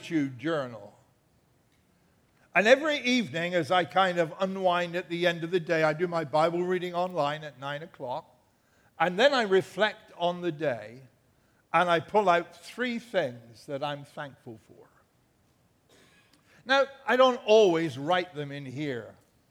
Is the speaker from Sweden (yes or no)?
no; England, United Kingdom; now in United States; I'm an Englishman